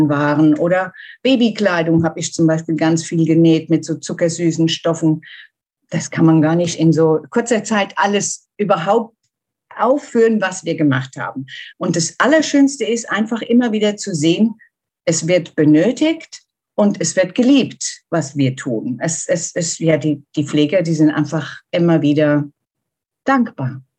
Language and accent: German; Germany; ich komme aus Deutschland, ich wohne in der Nähe von Frankfurt. Ich bin 59 Jahre alt